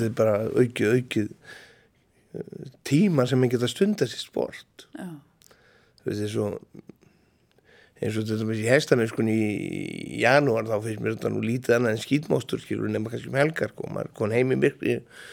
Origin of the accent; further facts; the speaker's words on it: Hróðnýjarstaðir, Dalir, Western Region, Iceland; Ég fættist reyndar í á Róniastöfum